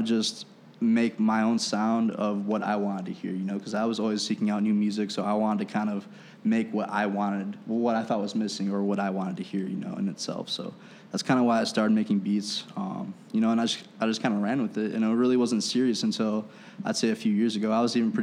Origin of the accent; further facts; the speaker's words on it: Aurora, Illinois, United States; I'm actually from Aurora